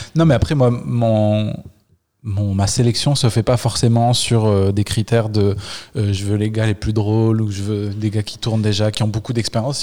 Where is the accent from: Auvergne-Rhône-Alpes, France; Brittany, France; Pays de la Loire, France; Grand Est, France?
Auvergne-Rhône-Alpes, France; Le Puy-en-Velay; moved away; quand j'étais ado j'étais au Puy-en-Velay petite ville d'Auvergne